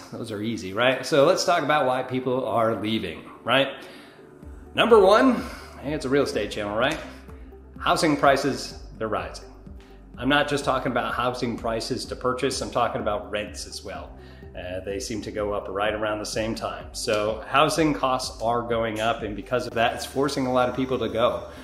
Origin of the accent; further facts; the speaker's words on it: New York, United States; now in Florida, United States; as a Northerner coming from New York, um, yeah, it's uh, it was nice to, for it to kind of cool down.